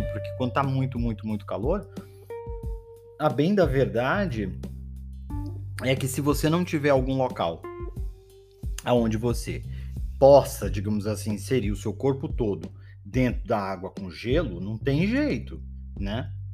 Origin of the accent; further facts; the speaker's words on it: Belém, Pará, Brazil; moved away; eu nasci em Belém do Pará, não sei se vocês sabem disso, né? Eu nasci em Belém do Pará e Belém do Pará é quente o ano todo